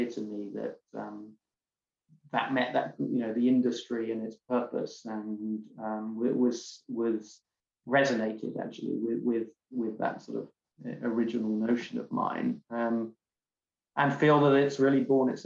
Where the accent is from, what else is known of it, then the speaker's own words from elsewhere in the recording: London, United Kingdom; moved away as an adult; also born or lived in Bristol; now in California, United States; I'm born and bred in London